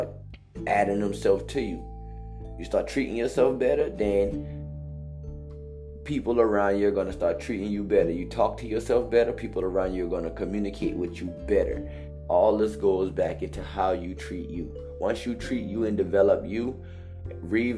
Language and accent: English; Hollywood, South Carolina, United States; I come from Hollywood, South Carolina, Highway 162, 6611, the bottom.